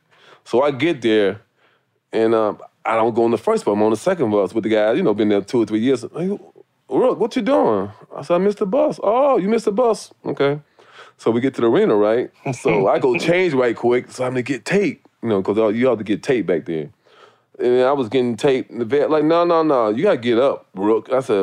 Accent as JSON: {"language": "English", "town": "Cleveland", "region": "Ohio", "country": "United States", "lives_now": "Chicago, United States", "said": "I was from Cleveland. So base was just, I mean, I'm used to the cold."}